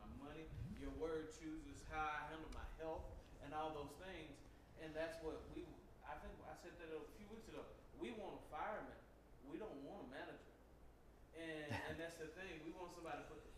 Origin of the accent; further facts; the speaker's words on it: the South, United States; I'm from the South